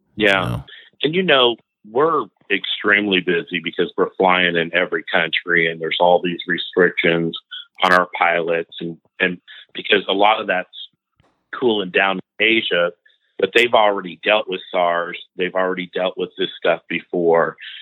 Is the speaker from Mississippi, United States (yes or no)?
no; Indiana, United States; I'm from Indiana.